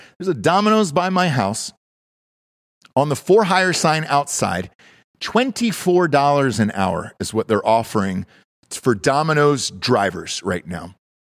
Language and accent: English; Georgia, United States; moved away; I'm from Georgia originally